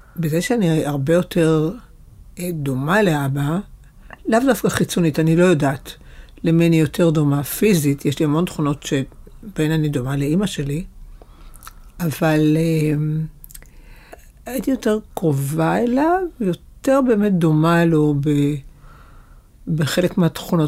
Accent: Haifa, Haifa District, Israel; גרנו בחיפה, אגב. נולדתי בחיפה

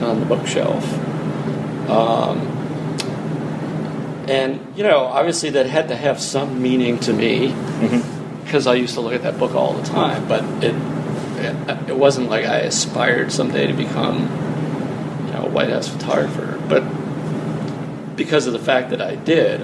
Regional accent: Dartmouth, Massachusetts, United States; moved away; also born or lived in New Bedford, Massachusetts / Boston, Massachusetts; after that, I lived in Dartmouth until I moved away

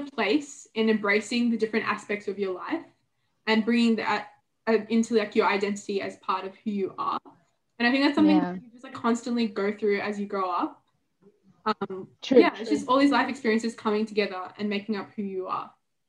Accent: Australia; growing up in Australia

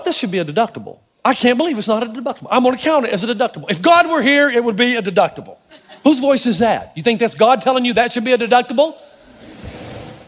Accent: the South, United States; I'm from the South. I'm related to people who thought slavery was a good idea

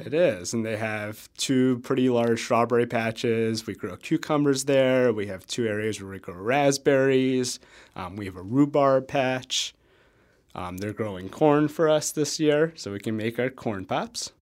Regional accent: New York, United States; now in Madison, United States; so I'm from New York

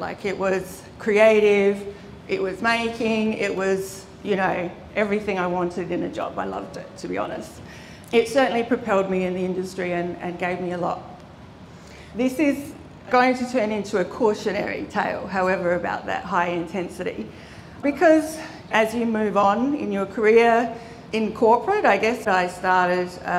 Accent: Adelaide, South Australia, Australia; I grew up in Adelaide, in the Adelaide Hills.

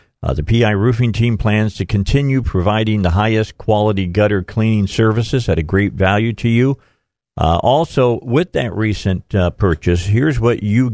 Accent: Indiana, United States; I'm being from Indiana

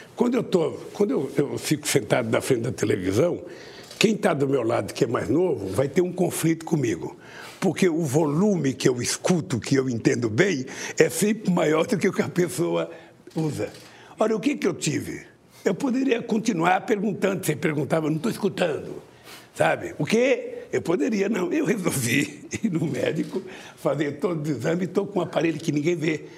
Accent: Garanhuns, Pernambuco, Brazil; Eu que já sou de Garemunde, que já sou de tantos lugares

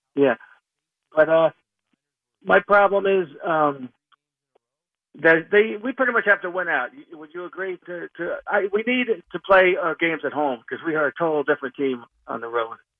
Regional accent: Cedar Grove, New Jersey, United States; I grew up in Cedar Grove

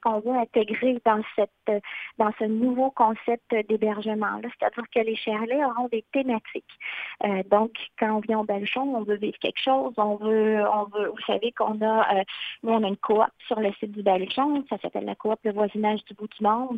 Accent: Shawinigan, Quebec, Canada; moved away as an adult; also born or lived in Mauricie/Maskinongé (Le Baluchon); originaire de Shawinigan, très fière aussi de mon patelin

